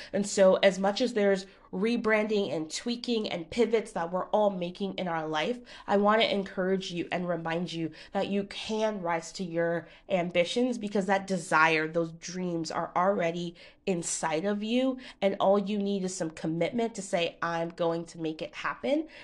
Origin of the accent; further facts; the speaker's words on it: Connecticut, United States; I'm from Connecticut